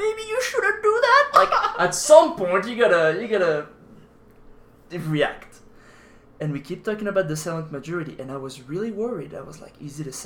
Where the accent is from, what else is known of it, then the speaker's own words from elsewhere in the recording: France; moved away; I'm from France